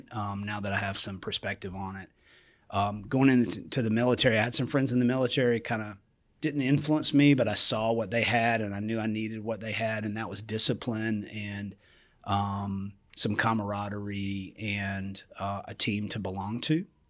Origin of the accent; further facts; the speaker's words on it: Columbia, South Carolina, United States; I grew up in Columbia, South Carolina